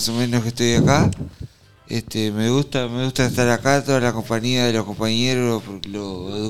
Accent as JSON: {"language": "Spanish", "area": "San Pedro", "region": "Colonia", "country": "Uruguay", "said": "Este, soy, soy de Colonia, San Pedro."}